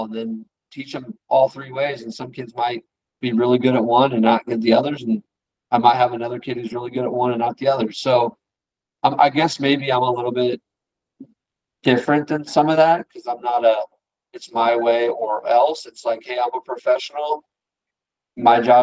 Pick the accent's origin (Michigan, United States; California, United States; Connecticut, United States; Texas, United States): California, United States; San Diego; moved away as an adult; now in Dallas-Fort Worth, United States; I'm from San Diego